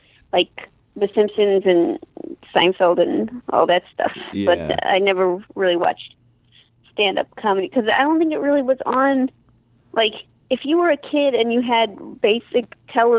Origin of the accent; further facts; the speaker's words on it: St. Louis, Missouri, United States; I'm from St. Louis, Missouri